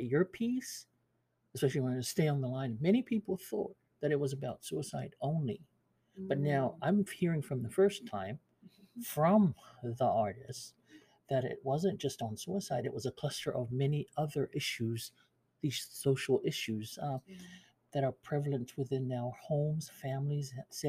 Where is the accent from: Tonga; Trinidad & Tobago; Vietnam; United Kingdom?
Tonga; Pango; You guys are from Fungongo, CCAS. I'm from Pango.